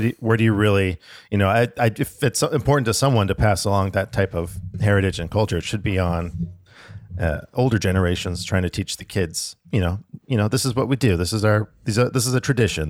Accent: Alaska, United States; I was born up in Alaska

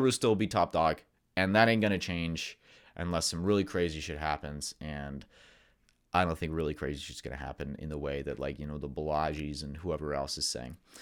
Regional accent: United States; for Americans, we're very American-centric

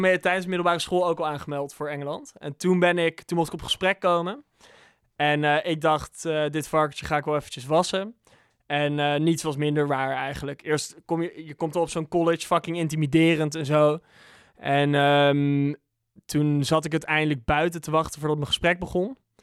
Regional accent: Bunnik, Utrecht, Netherlands; moved away; also born or lived in England / Amsterdam; Dus ik kwam als dorpse jongen uit Bunnik nog met aardappelen op mijn rug, kwam ik naar Amsterdam

